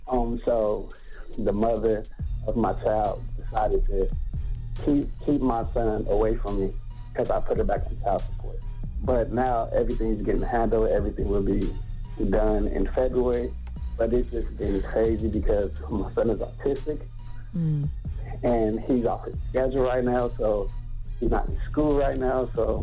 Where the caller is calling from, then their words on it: Oakland, California, United States; Hey, what's up with it? I'm calling from East Oakland, California.